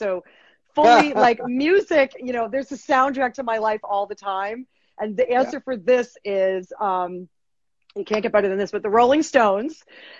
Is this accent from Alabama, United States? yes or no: no; Fairfield, Connecticut, United States; At Fairfield U, my hometown, Fairfield, Connecticut.